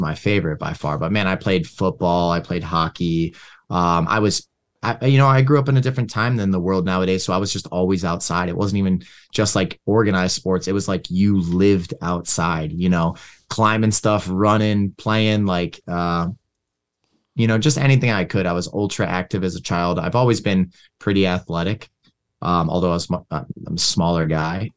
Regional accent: Levittown, Pennsylvania, United States; also born or lived in Philadelphia, Pennsylvania; now in Michigan, United States; grew up in a place called Levittown, Levittown and Langhorne.

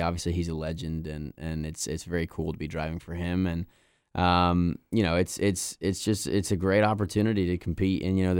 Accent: Indianapolis, Indiana, United States; because I was born and raised in Indy, and never missed an Indianapolis 500 growing up.

